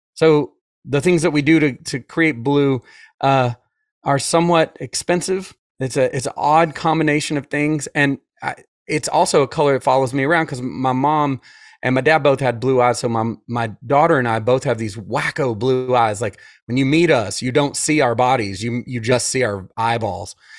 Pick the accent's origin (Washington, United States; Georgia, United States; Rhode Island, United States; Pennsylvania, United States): Georgia, United States; Atlanta; I'm from Atlanta, so I was raised by wolves